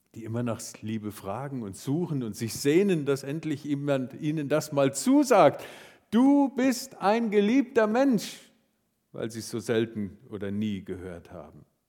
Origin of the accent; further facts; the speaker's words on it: Marburg, Hesse, Germany; moved away; Ich liebe meine Heimatstadt Marburg